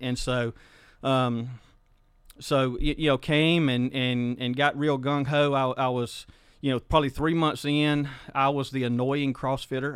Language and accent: English; Hepzibah community, South Mississippi, United States; I grew up uh, in a little place called uh, we call it Stumptown, Hepzibah community in South Mississippi.